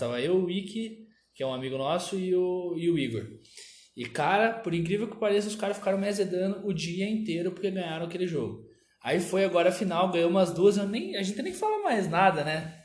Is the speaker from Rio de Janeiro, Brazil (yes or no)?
no; Curitiba, Paraná, Brazil; also born or lived in Cascavel; eu sou nasci em Cascavel e quando eu era muito novo ainda fui morar em Curitiba